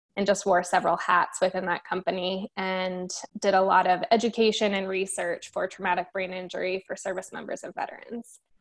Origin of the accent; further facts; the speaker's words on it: Denver, Colorado, United States; moved away as an adult; also born or lived in Miami, Florida / Fort Hood, Texas / Tampa, Florida; born and raised in Denver, and I've lived pretty much everywhere in the Metro Denver area